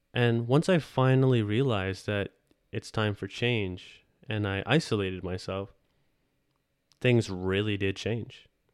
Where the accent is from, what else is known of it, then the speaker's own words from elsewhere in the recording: Ontario, Canada; I am from Canada, Ontario